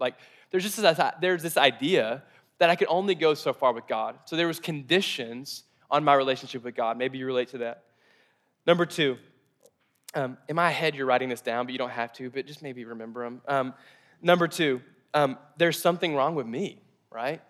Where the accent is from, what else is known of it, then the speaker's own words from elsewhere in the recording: Mayfield, Kentucky, United States; I grew up in Mayfield, Kentucky, and, and kind of the south, the south portion of America.